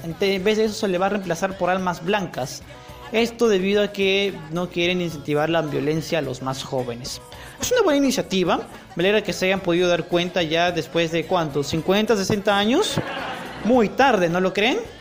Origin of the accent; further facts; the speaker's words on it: Peru; en mi país aún no han abierto las salas de cine, en Perú